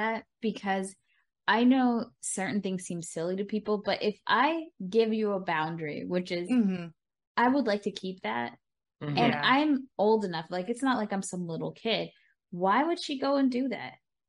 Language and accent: English; New York, United States; as a New Yorker